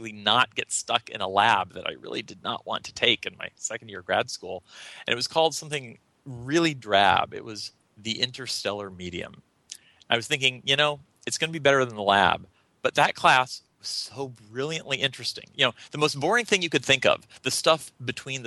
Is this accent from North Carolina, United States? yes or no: yes; North Carolina, United States; I was born and raised in North Carolina